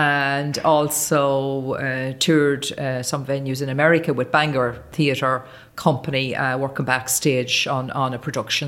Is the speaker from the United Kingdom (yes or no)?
no; Carrigallen, Connacht, Ireland; I'm from Carrigallan. I'm from just outside Carrigallan, a little place called Drumanure, and that's beside Killigar, the former Lord Kilbracken, out there.